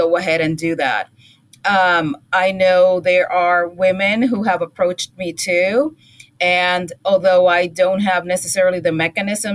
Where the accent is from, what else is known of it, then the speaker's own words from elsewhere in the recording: Puerto Rico; now in United States; where I grew up in Puerto Rico, and obviously there everybody's Puerto Rican, but then I came here and I am a minority